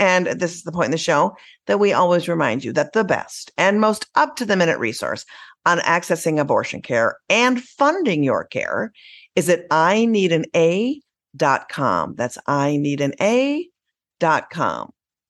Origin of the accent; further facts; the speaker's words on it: Minnesota, United States; Minnesota awaits. My home state, the land of 10,000 lakes